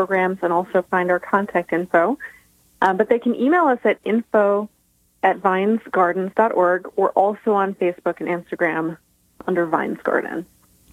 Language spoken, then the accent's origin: English; Tully, New York, United States; In my hometown of Tully, New York, small town between Cortland and Syracuse